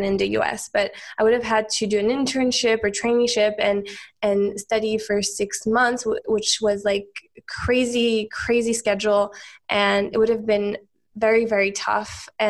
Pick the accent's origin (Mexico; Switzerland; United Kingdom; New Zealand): Switzerland; also born or lived in United States; So I'm from Switzerland originally. I'm actually half Swiss, half American technically, but I grew up most of my life in Switzerland.